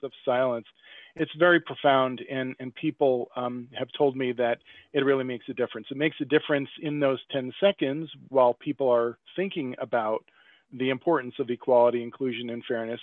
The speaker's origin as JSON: {"language": "English", "region": "upstate New York", "country": "United States", "tie": "born or raised there", "also_born_or_lived": "Brooklyn / Long Island / Philadelphia", "moved": "as an adult", "said": "I grew up in upstate New York"}